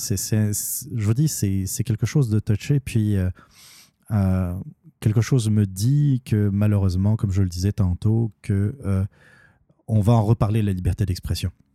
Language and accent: French; Normandy, France; je suis normand